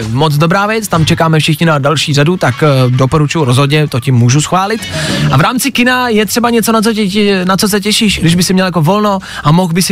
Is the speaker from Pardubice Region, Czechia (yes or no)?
no; Chomutov, Ústí nad Labem Region, Czechia; Jsem z Chomutova.